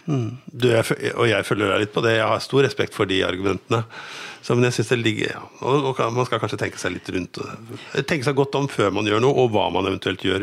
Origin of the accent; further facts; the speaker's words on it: Lillestrøm, Akershus, Norway; now in Gjøvik, Norway; jeg kommer fra Lillestrøm